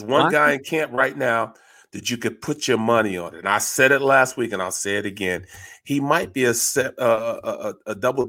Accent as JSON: {"language": "English", "region": "Florida", "country": "United States", "said": "I come from Florida, I may not talk as fluent as you"}